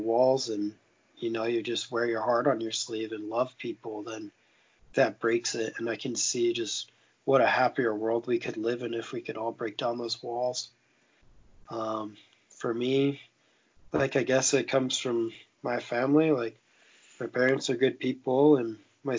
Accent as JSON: {"language": "English", "region": "Montana", "country": "United States", "tie": "born or raised there", "said": "I grew up in Montana and lived there my whole life."}